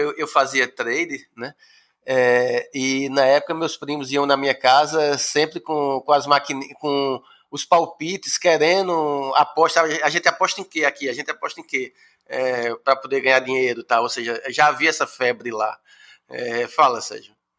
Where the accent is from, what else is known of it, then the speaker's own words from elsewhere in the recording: Pesqueira, Pernambuco, Brazil; now in Recife, Brazil; eu sou do interior de Pernambuco, né? eu, eu moro no Recife há desde os anos 80, mas eu vou sempre ao interior, à minha cidade, que é Pesqueira